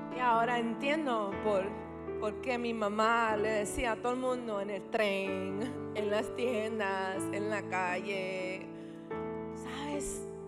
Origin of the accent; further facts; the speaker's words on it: New York, United States; Yo nací en Beth Israel, que es un hospital bien, bien famoso en Nueva York